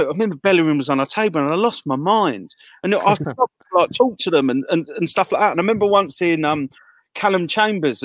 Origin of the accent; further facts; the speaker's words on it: Croydon, London, United Kingdom; moved away; I'm from Croydon originally, so some of my family are Palace fans